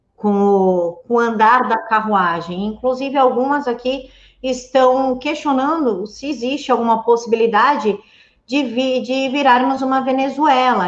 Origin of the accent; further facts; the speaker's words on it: São Paulo, Brazil; como paulista que sou